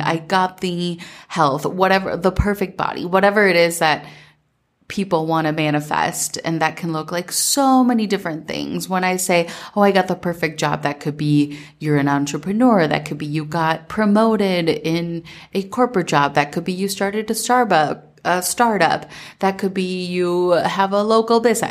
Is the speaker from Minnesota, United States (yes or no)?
yes; Minnesota, United States; growing up in Minnesota